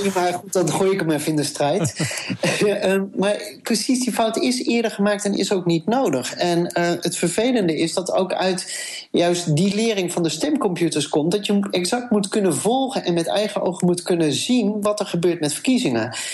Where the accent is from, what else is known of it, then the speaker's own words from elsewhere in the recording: Amsterdam, North Holland, Netherlands; als Amsterdammer